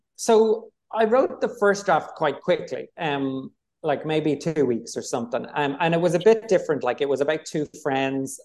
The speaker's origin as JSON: {"language": "English", "town": "Dublin", "region": "Leinster", "country": "Ireland", "tie": "born or raised there", "said": "I'm from Dublin, I grew up in Dublin"}